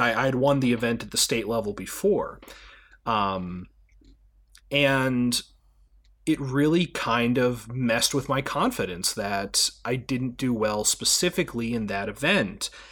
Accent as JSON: {"language": "English", "country": "United States", "said": "as an American citizen"}